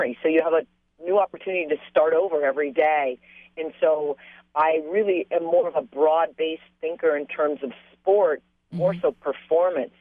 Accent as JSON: {"language": "English", "town": "San Clemente", "region": "California", "country": "United States", "tie": "born or raised there", "said": "I grew up in San Clemente, and I'm a product of a military father"}